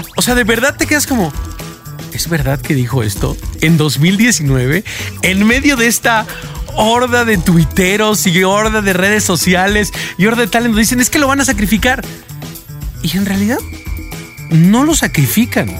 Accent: Mexico; nos unía como mexicanos

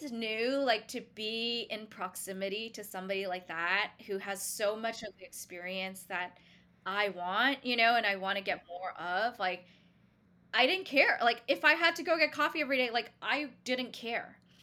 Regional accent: Singapore; now in New York City, United States; originally, I grew up in Singapore, s, but I consider myself a New Yorker now as well

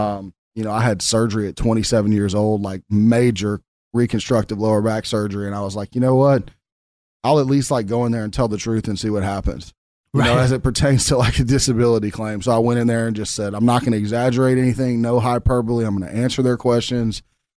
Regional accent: Memphis, Tennessee, United States; I'm from Memphis, Tennessee, born and raised, the land of blues, barbecue, and Stax Records.

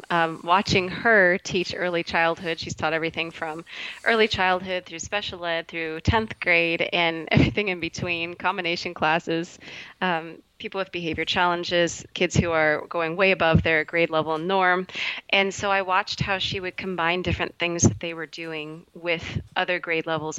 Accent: Seattle, Washington, United States; I'm from the Seattle, Washington area, and I work at Renton Prep Christian School

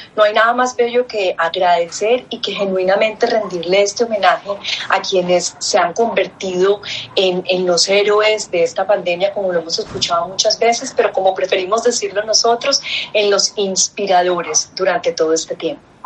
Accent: Colombia

